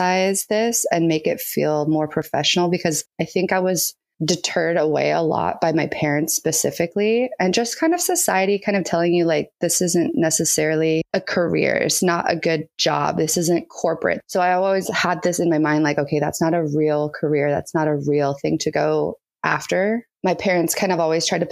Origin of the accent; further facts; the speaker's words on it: San Diego, California, United States; I'm from San Diego, California.